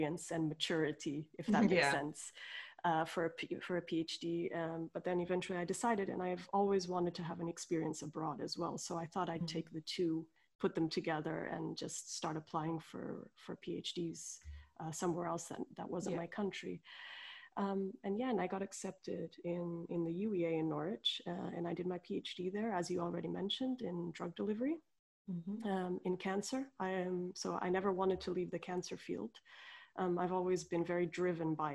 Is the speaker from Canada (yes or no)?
no; Portugal; moved away as an adult; also born or lived in Coimbra, Portugal; I'm Portuguese. I'm originally from Portugal, and I did all my studies there to start with.